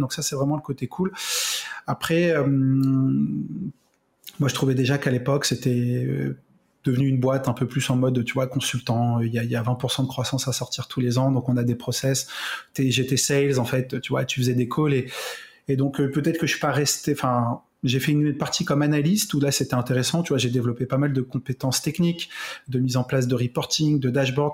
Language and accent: French; Carrières-sur-Seine, Île-de-France, France; moi, j'ai grandi en région parisienne